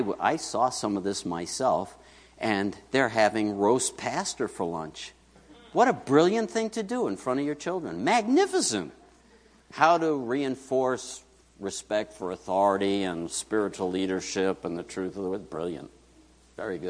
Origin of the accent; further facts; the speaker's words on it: New York City, New York, United States; moved away; where I grew up in Queens